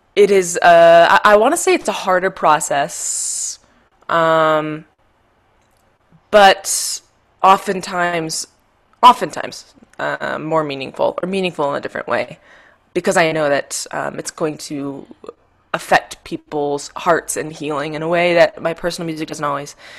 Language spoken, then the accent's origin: English; Michigan, United States; now in Denver, United States; I'm from Michigan originally